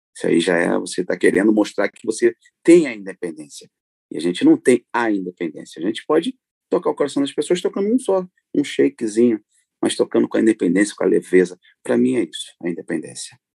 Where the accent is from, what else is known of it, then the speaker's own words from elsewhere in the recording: Rio de Janeiro, Brazil; now in Paris, France; eu sou nato do Rio de Janeiro, da zona norte do Rio, uh, e hoje eu vivo uh, em Paris, vivo na França